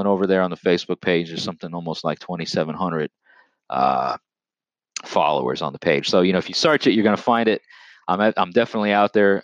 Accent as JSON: {"language": "English", "area": "Long Island", "region": "New York", "country": "United States", "tie": "born or raised there", "also_born_or_lived": "Lower Hudson Valley, Orange County, New York", "said": "I'm originally from the state of New York. Okay, I'm, I'm from the United States of America, born and raised on Long Island"}